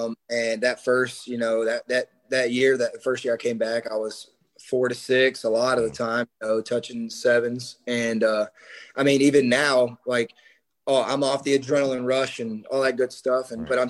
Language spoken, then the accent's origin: English; South Carolina, United States; Like, I'm from South Carolina. I like South Carolina, not Clemson.